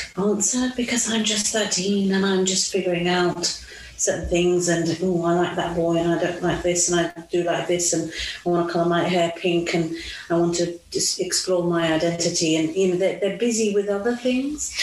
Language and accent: English; Italy; moved away as an adult; also born or lived in Mauritius; now in United Kingdom; I grew up in Italy, lived in Italy till I was nineteen.